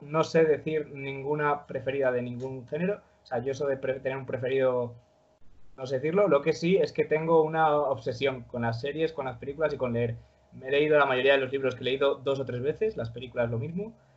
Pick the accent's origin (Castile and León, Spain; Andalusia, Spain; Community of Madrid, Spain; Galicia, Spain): Castile and León, Spain; León; nací en León en 1998